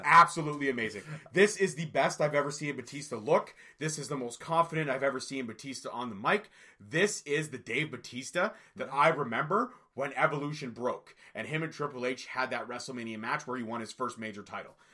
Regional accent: Scotland, United Kingdom; I'm a Scotsman, so I'm going with my fellow Scotsman

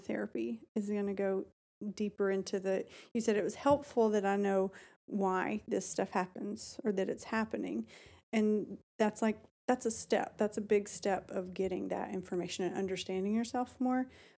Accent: Alabama, United States; I was raised in Alabama.

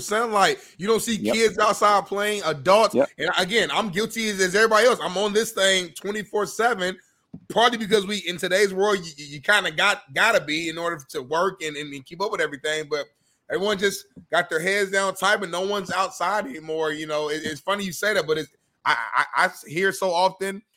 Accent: United States; as an American

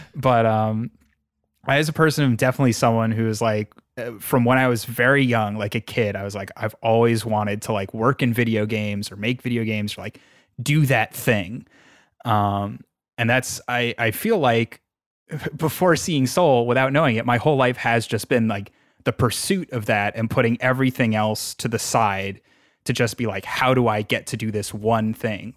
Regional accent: New York, United States; I'm, I'm from New York

